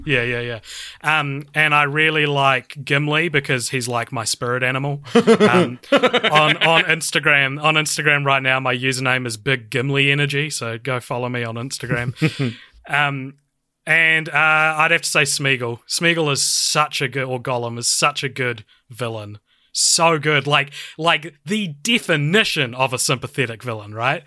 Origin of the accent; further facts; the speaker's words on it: New Zealand; growing up like through high school, I'd tell people I was like, oh, I hate New Zealand, like nothing happens here